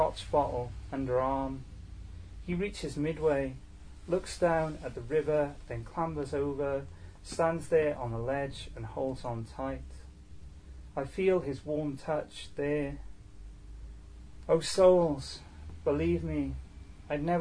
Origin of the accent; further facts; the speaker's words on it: Newport, Wales, United Kingdom; I'm from Newport